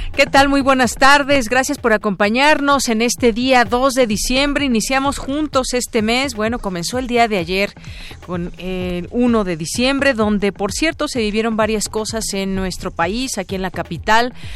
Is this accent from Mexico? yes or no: yes; Mexico; somos albureros los mexicanos